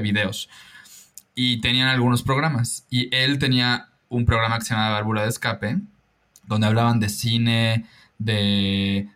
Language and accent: Spanish; Mérida, Yucatán, Mexico; also born or lived in Lyon, France; creciendo en Mérida y en Yucatán